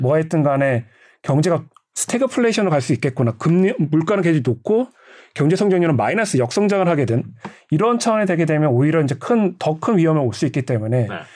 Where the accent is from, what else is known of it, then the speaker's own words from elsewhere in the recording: South Korea; 난 한국인이다